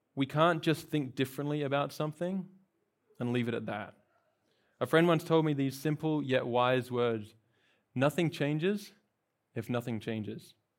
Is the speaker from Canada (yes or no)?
no; Australia; moved away as an adult; now in California, United States; I've, uh, not from here, I'm from Australia. I've been in California for about a year.